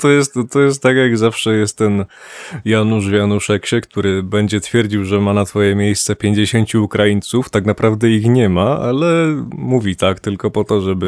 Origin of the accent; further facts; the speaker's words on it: Poland; ja Polakiem jestem